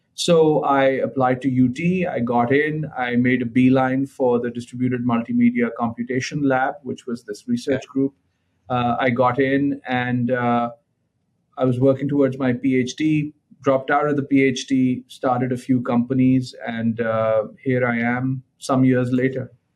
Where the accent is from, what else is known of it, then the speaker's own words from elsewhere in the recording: Lahore, Punjab, Pakistan; I was born in Lahore, Pakistan